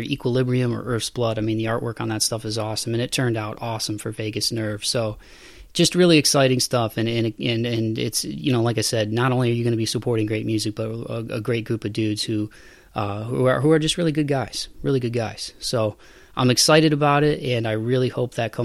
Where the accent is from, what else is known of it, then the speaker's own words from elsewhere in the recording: Toledo, Ohio, United States; moved away as an adult; now in Nashville, United States; it's my hometown and it'll always be my hometown